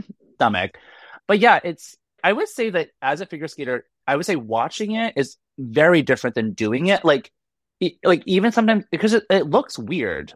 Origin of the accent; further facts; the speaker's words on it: Boston, Massachusetts, United States; I'm from Boston